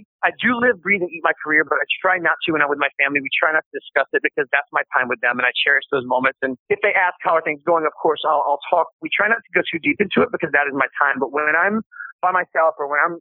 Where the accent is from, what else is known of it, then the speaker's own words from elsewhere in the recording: Myrtle Beach, South Carolina, United States; I grew up in Myrtle Beach, South Carolina